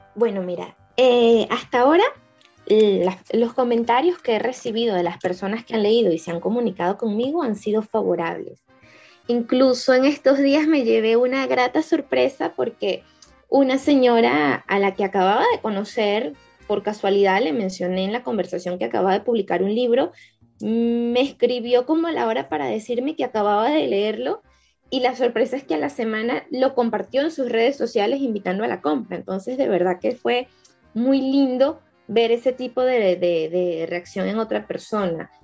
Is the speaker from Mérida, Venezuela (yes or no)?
no; Caracas, Capital District, Venezuela; yo crecí en Caricuao, que es una zona popular cercana a, Antímano